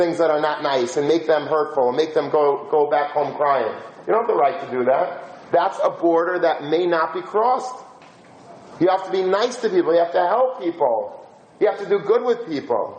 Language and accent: English; United States; We're American young people